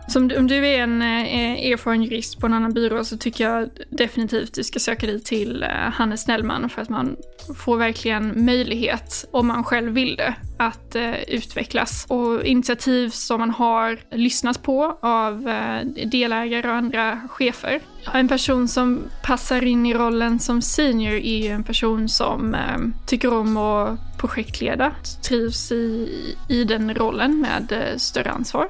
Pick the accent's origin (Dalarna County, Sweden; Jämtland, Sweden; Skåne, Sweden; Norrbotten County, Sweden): Skåne, Sweden; Lund; moved away as an adult; now in Stockholm, Sweden; jag är från eh, Skåne, från Lund närmare bestämt och har bott här uppe i Stockholm sedan 2019